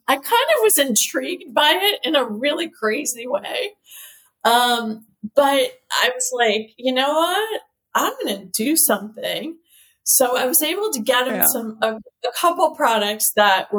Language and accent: English; United States; I'm an American girl